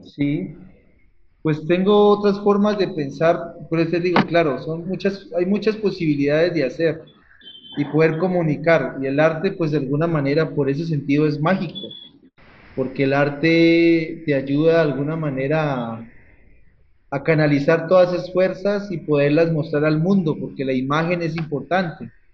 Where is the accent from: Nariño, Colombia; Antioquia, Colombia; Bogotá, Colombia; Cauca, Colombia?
Cauca, Colombia; soy artista del Cauca